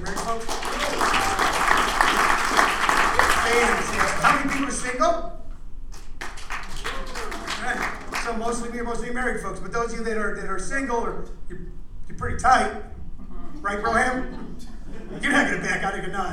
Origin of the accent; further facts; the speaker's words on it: Midwest, United States; moved away; I grew up in the Midwest